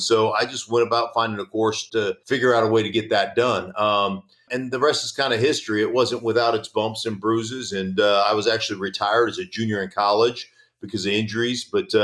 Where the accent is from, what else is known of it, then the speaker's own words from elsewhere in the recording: Anchorage, Alaska, United States; moved away; also born or lived in Idaho; growing up in Alaska